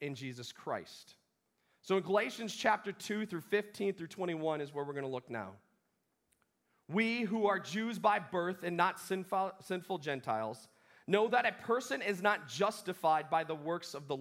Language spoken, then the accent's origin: English; Wisconsin, United States; I grew up in Wisconsin